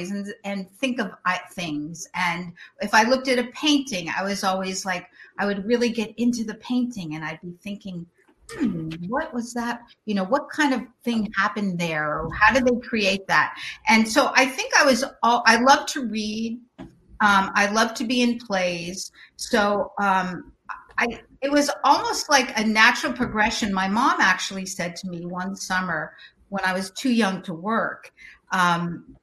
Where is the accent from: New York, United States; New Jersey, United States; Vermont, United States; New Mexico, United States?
New York, United States; Long Island; also born or lived in Sudbury, Massachusetts / Boston, Massachusetts; now in California, United States; We moved to Long Island, New York, and in the suburbs, beautiful place, a great place to grow up